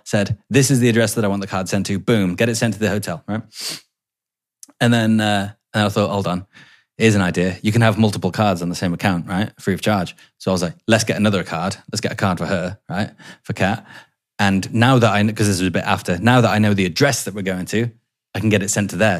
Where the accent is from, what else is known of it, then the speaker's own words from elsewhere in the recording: England, United Kingdom; I'm English